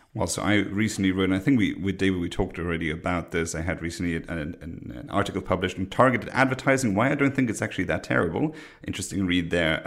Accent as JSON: {"language": "English", "country": "Luxembourg", "said": "I'm from Luxembourg, a very small country"}